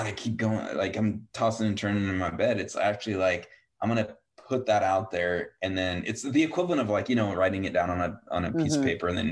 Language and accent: English; Yakima, Washington, United States; I grew up in Yakima